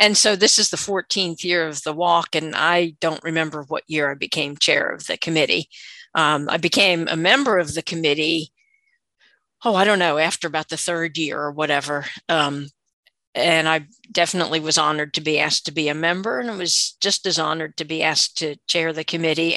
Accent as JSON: {"language": "English", "region": "West Virginia", "country": "United States", "said": "I am from West Virginia, a retired school teacher"}